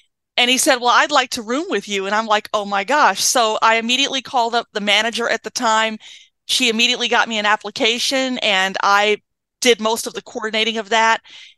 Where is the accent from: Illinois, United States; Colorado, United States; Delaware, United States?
Colorado, United States; moved away as an adult; now in Washington, United States; But initially I came to Washington from Colorado in 2004, 2 weeks after graduating high school.